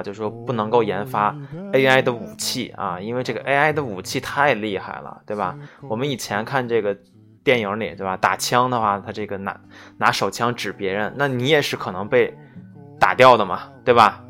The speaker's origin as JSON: {"language": "Chinese", "country": "China", "said": "我们中国人写代码，这个本身就有语言的这个转变嘛"}